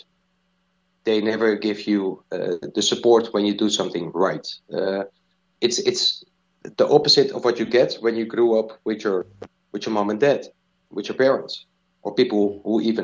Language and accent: English; Diemen, North Holland, Netherlands; I grew up in Diemen. Small place nearby Amsterdam